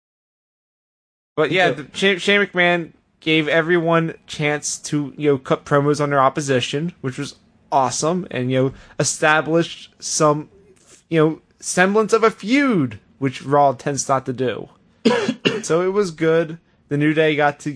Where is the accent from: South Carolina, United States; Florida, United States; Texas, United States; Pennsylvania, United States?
Pennsylvania, United States; Philadelphia; I'm from Philadelphia.